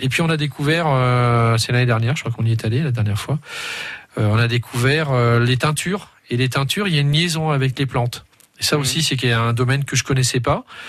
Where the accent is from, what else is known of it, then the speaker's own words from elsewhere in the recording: Culette, Bourgogne-Franche-Comté, France; du côté de chez moi, du côté de Quillettre. Euh, parce que je viens de Culette, et ça j'y tiens.